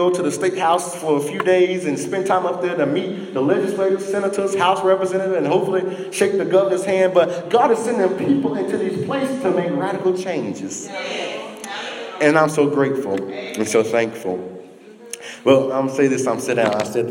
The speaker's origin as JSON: {"language": "English", "town": "Sylacauga", "region": "Alabama", "country": "United States", "tie": "born or raised there", "said": "my hometown of Sylacauga, Alabama"}